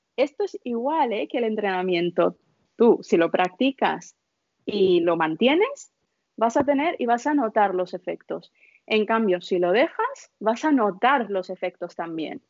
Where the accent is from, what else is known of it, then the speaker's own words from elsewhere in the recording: India; moved away; Yo nací en la India, mis padres son de la India